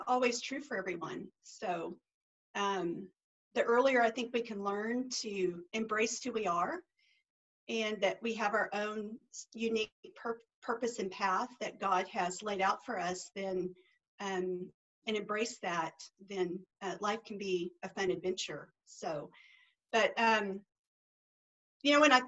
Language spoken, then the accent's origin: English; Duncan, Oklahoma, United States; I grew up in Duncan, Oklahoma, small town.